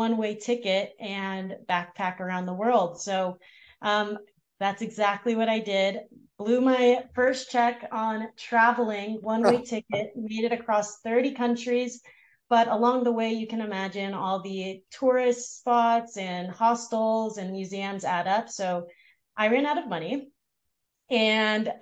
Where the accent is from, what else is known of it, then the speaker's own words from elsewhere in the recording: Los Angeles, California, United States; grew up in Los Angeles in the San Fernando Valley. So Valley girl.